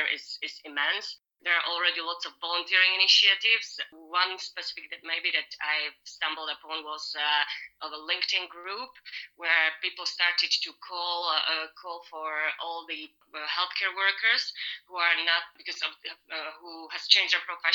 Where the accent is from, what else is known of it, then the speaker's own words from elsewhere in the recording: Slovakia; moved away as an adult; now in Netherlands; I'm originally from Slovakia, but I've been living in the Netherlands for the past 8 years and a half. I came here to study